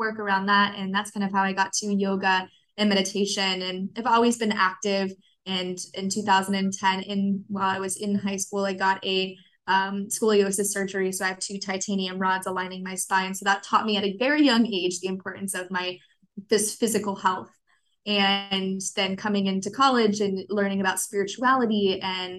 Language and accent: English; Orlando, Florida, United States; also born or lived in Miami, Florida; growing up in Miami, and then I moved to Orlando when I was 8